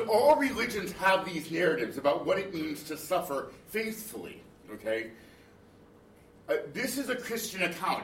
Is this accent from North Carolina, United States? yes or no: yes; Raleigh, North Carolina, United States; I grew up in Raleigh